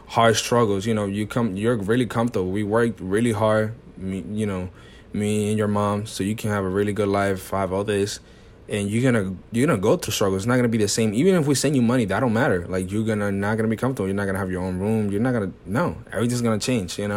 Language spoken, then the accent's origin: English; New York, United States; born there; So I was born in New York, but I only literally stayed here when I was born.